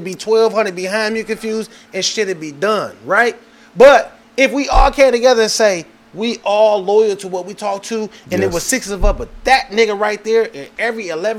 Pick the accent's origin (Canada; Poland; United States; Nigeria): United States; Detroit, Michigan; I'm from Detroit.